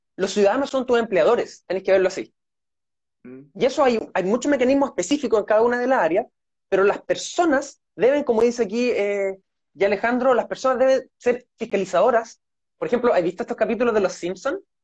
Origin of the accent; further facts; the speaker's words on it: Santiago, Santiago Metropolitan Region, Chile; moved away as an adult; now in Los Lagos Region, Chile; yo nací en Santiago y estudié en la Universidad de Chile